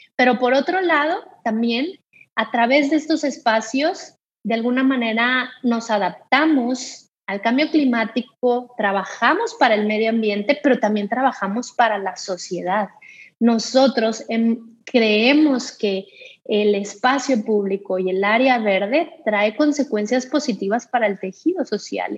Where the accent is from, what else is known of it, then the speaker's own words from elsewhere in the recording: Culiacán, Sinaloa, Mexico; also born or lived in Monterrey; mi ciudad de origen